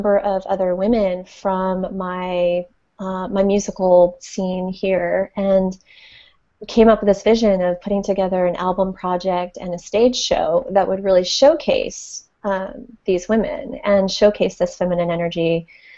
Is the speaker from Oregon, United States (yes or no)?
no; Connecticut, United States; moved away as an adult; now in San Francisco Bay Area, United States; I grew up on the East Coast, actually, in just outside of New York and in Connecticut